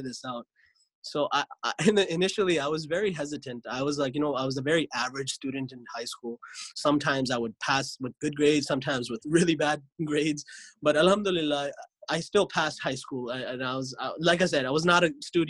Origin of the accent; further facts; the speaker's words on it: Lodi, New Jersey, United States; moved away; I grew up in America, in New Jersey. The place I grew up was Lodi, New Jersey.